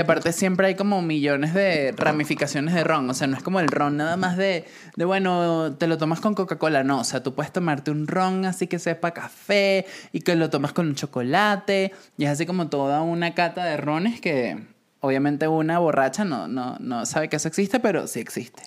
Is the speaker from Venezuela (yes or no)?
yes; Venezuela; moved away; cuando me fui de Venezuela